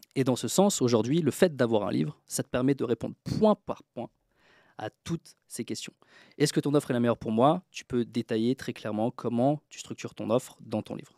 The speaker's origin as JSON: {"language": "French", "town": "Troyes", "region": "Grand Est", "country": "France", "moved": "yes", "lives_now": "Tallinn, Estonia", "said": "d'où je viens, donc je viens de Troyes, dans l'Aube, en France, euh, donc de la campagne"}